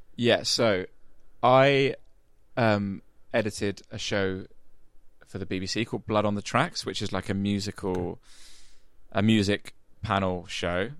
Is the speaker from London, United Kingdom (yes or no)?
no; Medway towns, Kent, South East England, United Kingdom; moved away; I grew up in the Medway towns in Kent